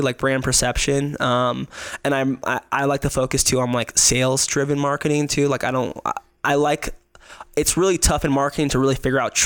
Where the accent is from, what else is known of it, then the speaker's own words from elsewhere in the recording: Las Vegas, Nevada, United States; now in Reno, United States; I'm born and raised in Vegas. I moved to Reno when I was 18 to go to college.